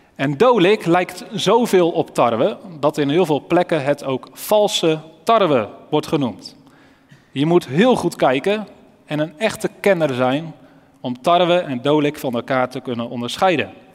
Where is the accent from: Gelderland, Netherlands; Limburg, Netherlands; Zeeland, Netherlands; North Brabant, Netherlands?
Gelderland, Netherlands; Elspeet; moved away; Ik kom zelf oorspronkelijk uit Elspeet